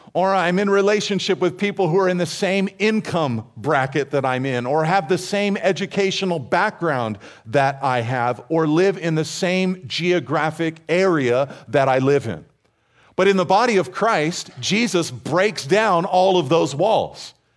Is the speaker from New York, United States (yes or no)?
no; California's Central Coast, United States; I grew up here on California's Central Coast